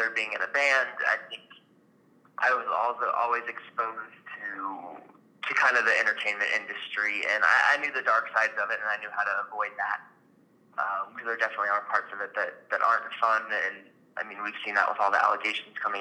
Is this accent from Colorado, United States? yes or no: yes; Colorado, United States; moved away; I grew up in Colorado.